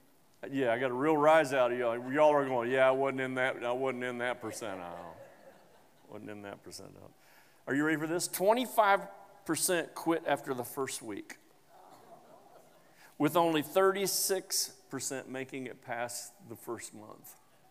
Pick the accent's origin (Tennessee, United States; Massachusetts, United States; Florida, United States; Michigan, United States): Tennessee, United States; and I'm from Tennessee, and I guarantee you there'll be a jubilee in 23.